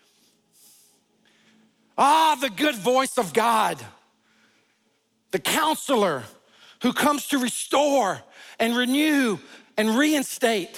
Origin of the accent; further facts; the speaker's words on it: the South, United States; I was raised in the South